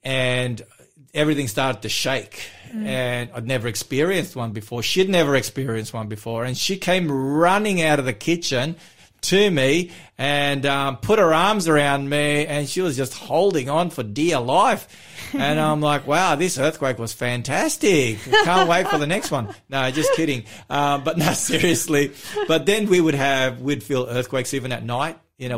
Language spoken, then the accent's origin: English; Melbourne, Victoria, Australia; my hometown